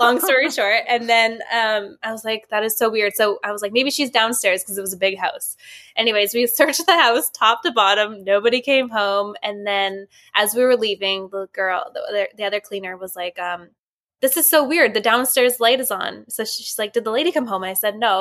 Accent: Vancouver, British Columbia, Canada; I'm from Vancouver, B C

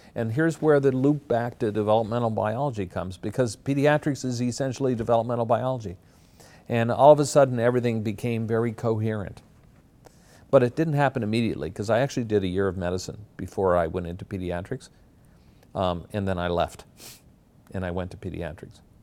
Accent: Glace Bay, Nova Scotia, Canada; moved away as an adult; also born or lived in Halifax, Nova Scotia; now in Toronto, Canada; I grew up in Glace Bay, Nova Scotia, which is a mining town of about 25,000 people.

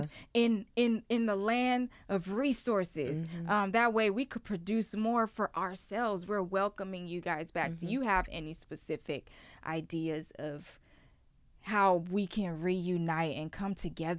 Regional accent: Houston, Texas, United States; You know, I'm from Houston.

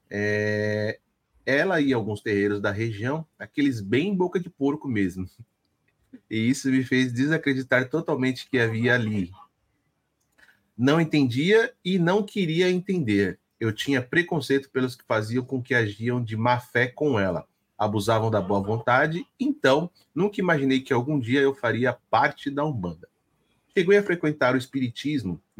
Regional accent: São Paulo, Brazil; Sou da Zona Leste de São Paulo, do Itaim Paulista. Nasci e cresci aí.

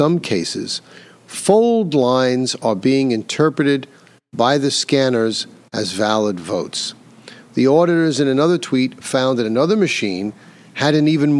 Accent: New York, United States; when I grew up in New York State

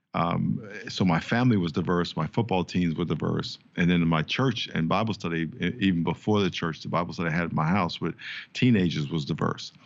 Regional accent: New York, United States; moved away; I grew up in New York, played four years, uh, in the N F L with the San Diego Chargers.

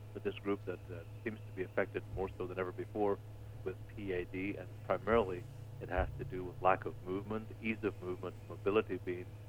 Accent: Ireland; moved away; I'm from Ireland.

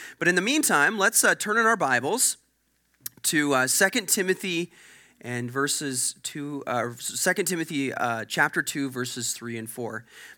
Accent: Sherwood Park, Alberta, Canada; I'm a church planter. I was born and raised in Edmonton, actually in Sherwood Park, the Sherwood Park area.

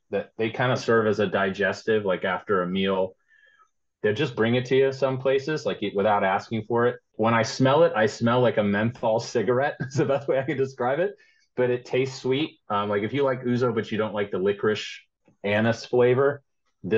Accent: United States; as an American

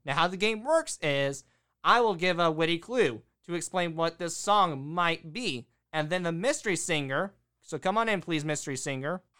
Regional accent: United States; I am also from America

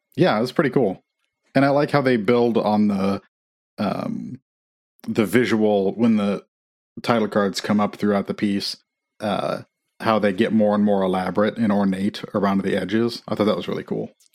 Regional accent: Midwest, United States; now in Nashville, United States; I grew up in Amish country

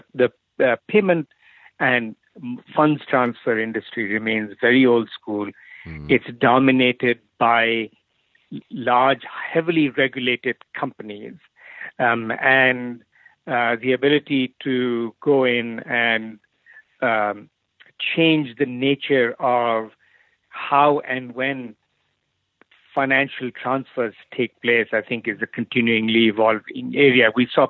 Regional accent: India; So I grew up in India. My father was in the army, so I lived all over India every 2-3 years.

